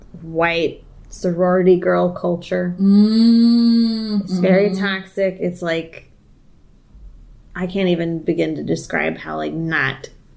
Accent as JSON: {"language": "English", "region": "the South", "country": "United States", "tie": "born or raised there", "said": "growing up in the South"}